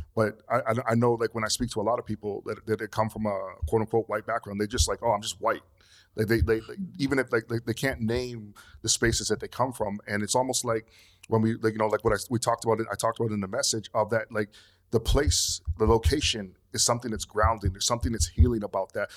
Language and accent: English; Canada; moved away as an adult; also born or lived in Togo (ancestry); now in Los Angeles, United States; I grew up in Canada